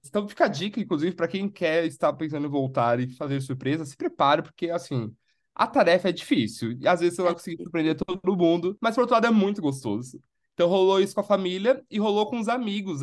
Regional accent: São Paulo, Brazil; moved away as an adult; eu sou de São Paulo

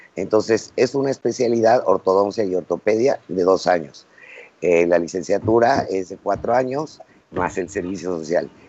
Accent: Mexico; somos mexicanos y aquí vamos a vivir siempre

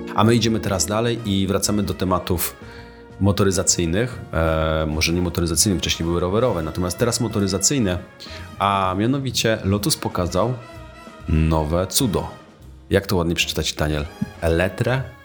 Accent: Tricity, Pomeranian Voivodeship, Poland; jestem z Trójmiasta, teraz właściwie z okolic Trójmiasta

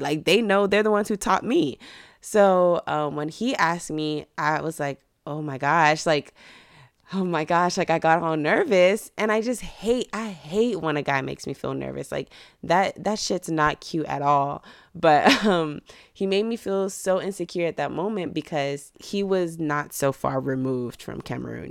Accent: Mission, Texas, United States; moved away as an adult; also born or lived in Dallas, Texas; I'm from Mission, Texas

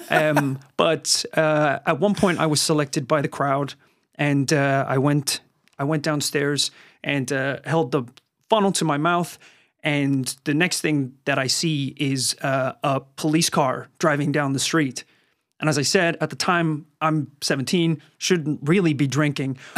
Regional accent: Northern Ireland, United Kingdom; I had a lot of fantastic party experiences uh, growing up in Northern Ireland.

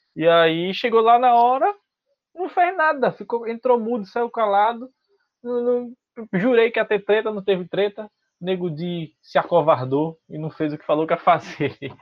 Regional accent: Recife, Pernambuco, Brazil; eu também sou de Recife

